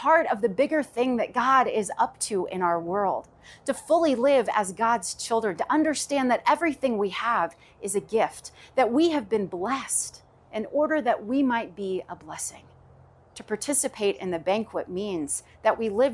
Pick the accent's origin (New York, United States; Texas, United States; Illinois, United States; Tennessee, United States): Tennessee, United States; Knoxville; I grew up in the South, Knoxville, Tennessee, to be exact